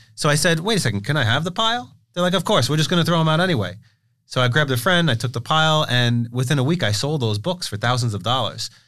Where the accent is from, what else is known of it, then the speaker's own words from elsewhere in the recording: New York City, New York, United States; growing up in Brooklyn.